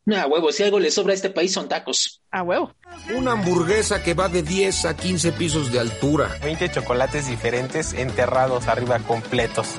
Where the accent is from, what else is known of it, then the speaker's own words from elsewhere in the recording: Mexico; yo como mexicano